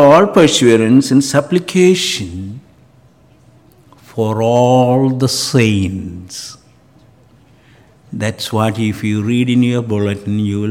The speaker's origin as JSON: {"language": "English", "country": "Canada", "said": "as a Canadian"}